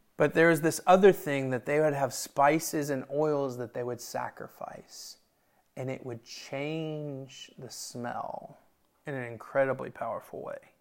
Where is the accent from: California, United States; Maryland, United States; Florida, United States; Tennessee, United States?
Tennessee, United States; Memphis; we're from Memphis